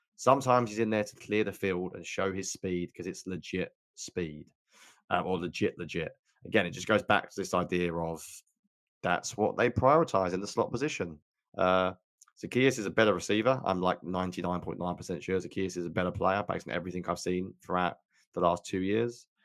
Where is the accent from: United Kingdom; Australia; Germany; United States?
United Kingdom; I'm so British.